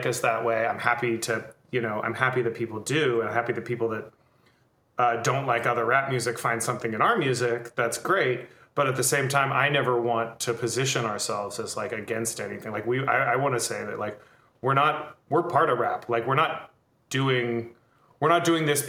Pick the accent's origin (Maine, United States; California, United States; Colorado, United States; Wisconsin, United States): California, United States; the Bay Area; That was like my high school years growing up in the Bay.